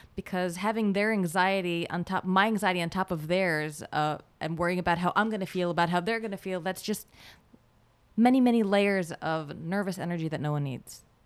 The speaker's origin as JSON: {"language": "English", "country": "Israel", "second_language": "English", "moved": "yes", "lives_now": "United States", "said": "I'm from Israel"}